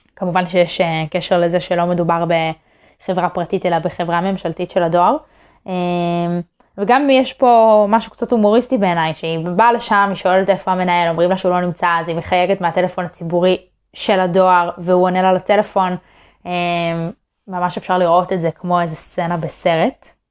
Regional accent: Israel

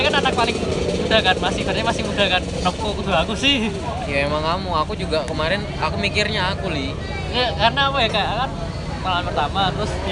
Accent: Medan, North Sumatra, Indonesia; kita orang Medan walaupun kita bodoh-bodoh kayak gini tapi tetap tetap toleran

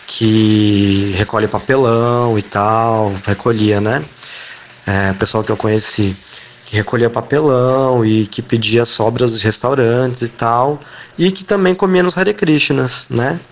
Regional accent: São Paulo, Brazil; moved away; eu sou de São Paulo, ou eu era de São Paulo, né? É, eu cresci na Zona Oeste, na Vila Madalena

